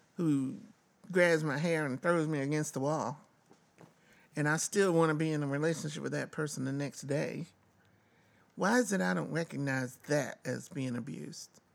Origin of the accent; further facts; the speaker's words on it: the South, United States; moved away; I was born in the South